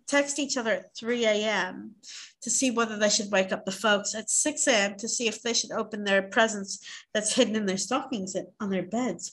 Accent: Australia; we're from Australia

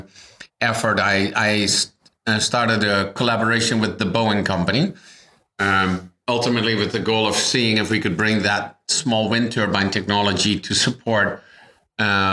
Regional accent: Netherlands; moved away as an adult; also born or lived in Toronto, Canada / United States; I was born and raised in the Netherlands

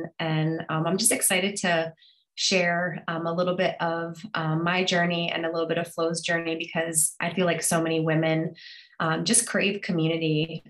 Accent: Connecticut, United States; moved away as an adult; now in Florida, United States; I've grew up in Connecticut, where I was certified and then started teaching there

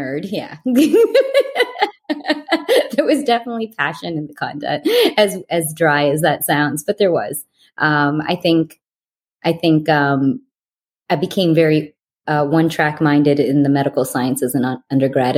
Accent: Canada; moved away as an adult; also born or lived in Olean, New York; now in United States; I am Canadian, living in America.

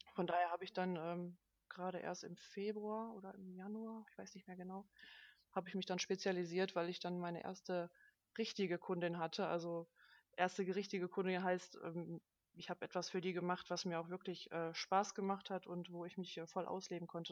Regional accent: Duisburg, North Rhine-Westphalia, Germany; Ich komme aus Duisburg, äh, wohne da mit meiner besseren Hälfte

